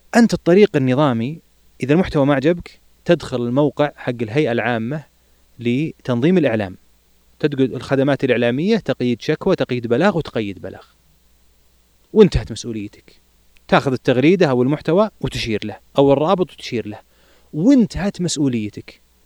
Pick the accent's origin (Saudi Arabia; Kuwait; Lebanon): Saudi Arabia